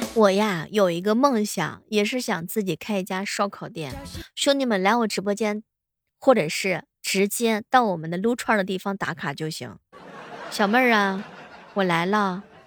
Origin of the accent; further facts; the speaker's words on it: Xuzhou, Jiangsu, China; 我们徐州这边